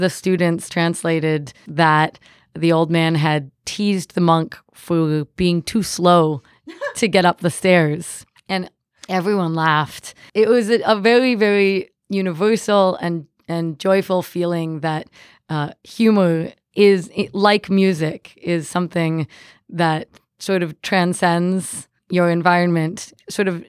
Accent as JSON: {"language": "English", "region": "Ontario", "country": "Canada", "moved": "yes", "lives_now": "Cincinnati, United States", "said": "I'm originally from Ontario"}